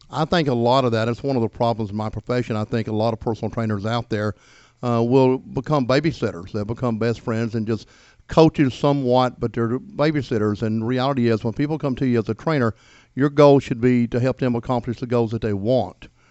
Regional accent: Gainesville, Georgia, United States; also born or lived in Daytona Beach, Florida / Atlanta; I was born here in Hall County

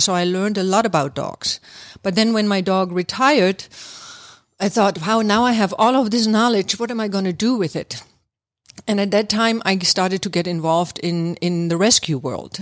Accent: East Germany, Germany; moved away as an adult; now in Atlanta, United States; I'm actually from Germany, East Germany, to be exact. And I have been living here in the Atlanta area now for, um, almost twenty-seven years

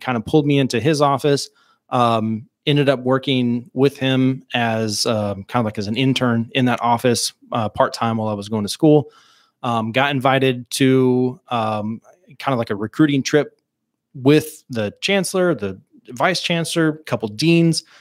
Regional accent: Mountainburg, Arkansas, United States; born and raised in Mountainburg, Arkansas

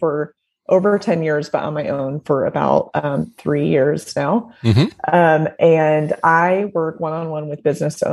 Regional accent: Indiana, United States; moved away as an adult; also born or lived in Nashville; I'm from Indiana originally, went to IU

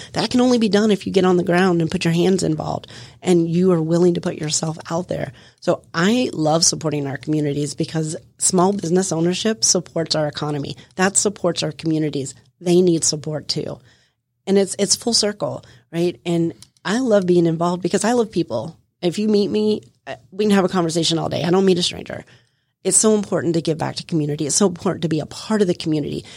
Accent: Florida, United States; I come from Florida. I lived my life outside, running the streets, running around, having a good old time

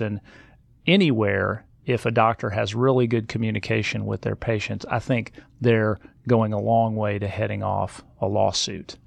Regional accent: Nebraska, United States; now in Georgia, United States; I grew up in Nebraska

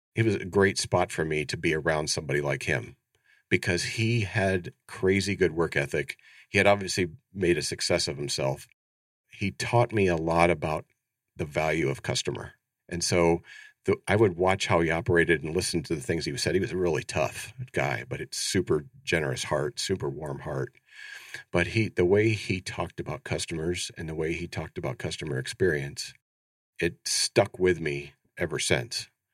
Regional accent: Ohio, United States; moved away as an adult; now in Phoenix, United States; born and raised in Ohio, so I grew up in the Midwest, very proud

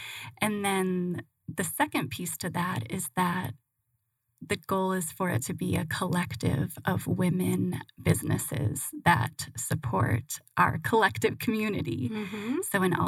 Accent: Michigan, United States; also born or lived in San Francisco / Hawaii; But I was originally from Michigan, spent some time in San Francisco.

